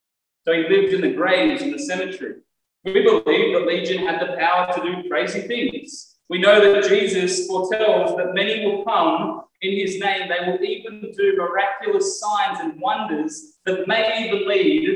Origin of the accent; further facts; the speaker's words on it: Australia; conservative Australian Christians